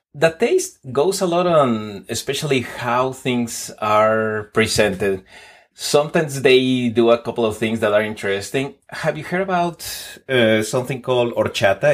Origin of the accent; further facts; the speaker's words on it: Mexico City, Mexico; English is a second language; moved away as an adult; now in Texas, United States; I was born in Mexico City, traveled around on my twenties, then relocated to the United States on my thirties